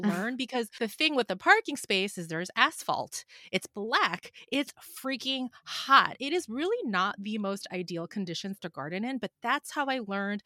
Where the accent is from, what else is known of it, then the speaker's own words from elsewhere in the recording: Philadelphia, Pennsylvania, United States; now in Los Angeles, United States; I grew up in Philadelphia, so you can't really garden year-round there like you can here in Los Angeles